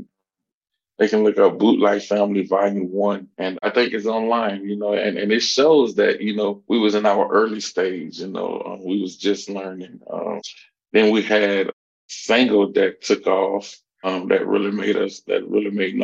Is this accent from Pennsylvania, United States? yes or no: no; Louisiana, United States; also born or lived in New Orleans, Louisiana; I'm originally from Louisiana, born in New Orleans. I basically stayed all over, was raised out in Garraville, Louisiana